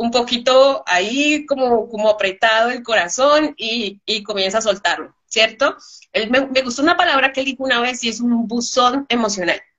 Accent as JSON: {"language": "Spanish", "country": "Colombia", "said": "por lo menos yo crecí en, eh, en la infancia de Pablo Escobar, era muy terrible."}